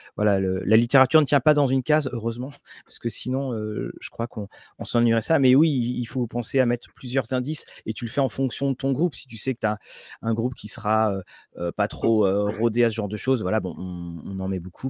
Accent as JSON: {"language": "French", "town": "Rennes", "region": "Brittany", "country": "France", "tie": "born or raised there", "also_born_or_lived": "Caen", "moved": "yes", "lives_now": "Rouen, France", "said": "je suis né à Rennes, je vis à Rouen, j'ai passé toutes mes années d'étudiant"}